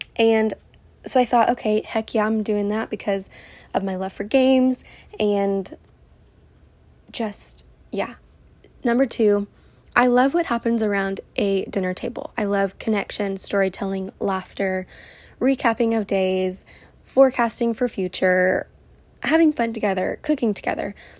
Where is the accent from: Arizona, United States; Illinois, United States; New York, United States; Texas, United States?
Texas, United States; Houston; moved away as an adult; also born or lived in California; I am born and raised in Houston, and I live here with my beautiful family